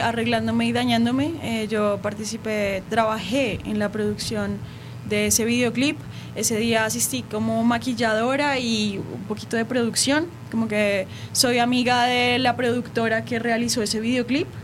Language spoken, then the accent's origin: Spanish; Colombia; Yo soy de Colombia